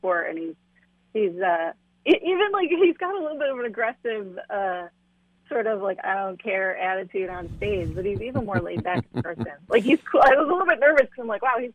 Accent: Buffalo, New York, United States; also born or lived in Raleigh, North Carolina / Sonoma County, California / Los Angeles, California; now in Memphis, United States; I grew up in Buffalo

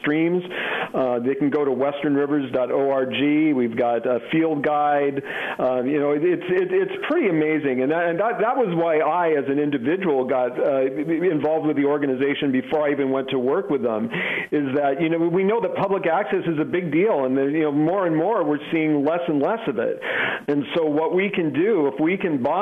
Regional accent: Oregon, United States; the state of Oregon, my home state

